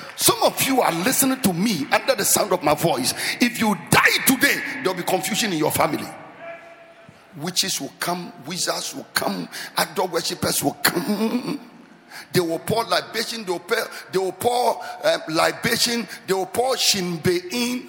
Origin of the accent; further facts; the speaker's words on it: Accra, Greater Accra, Ghana; I grew up in the Sabo Zongo, just behind here. That is where I grew up.